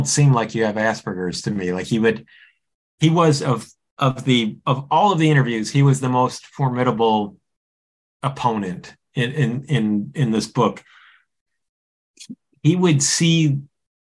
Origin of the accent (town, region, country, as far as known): United States